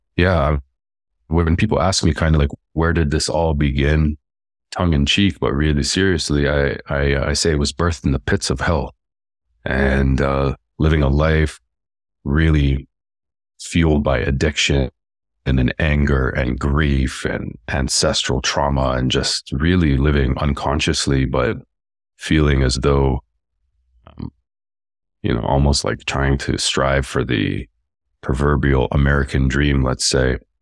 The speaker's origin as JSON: {"language": "English", "country": "Canada", "tie": "born or raised there", "also_born_or_lived": "Lebanon / Palestine", "said": "I really felt alone in, in life growing up in terms of wasn't, didn't feel Canadian, didn't feel like that was home"}